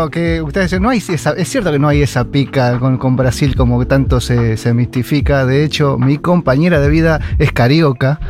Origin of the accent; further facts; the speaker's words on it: Argentina; somos argentinas